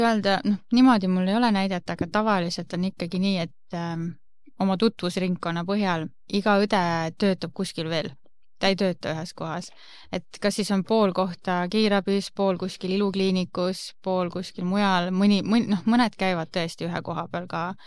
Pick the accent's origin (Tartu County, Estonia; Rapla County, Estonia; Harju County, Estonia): Rapla County, Estonia; Rapla; moved away as an adult; now in Tallinn, Estonia; olen tegelikult Raplast pärit äh,, olen lõpetanud Rapla Ühisgümnaasiumi ja elan, olengi Tallinnas